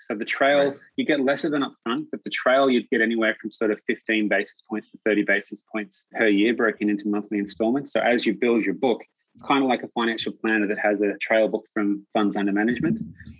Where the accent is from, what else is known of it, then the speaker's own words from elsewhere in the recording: Australia; moved away as an adult; now in British Columbia, Canada; All right, so you can probably tell with the accent, I'm from Australia. I moved to Canada like, I want to say 6.5 years ago.